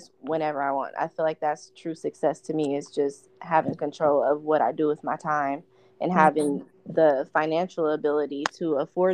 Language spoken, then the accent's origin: English; Omaha, Nebraska, United States; I'm from Omaha, Nebraska